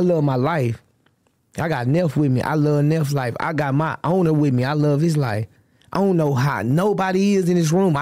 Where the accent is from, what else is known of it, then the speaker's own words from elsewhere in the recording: Austin, Texas, United States; I'm from Austin, Texas.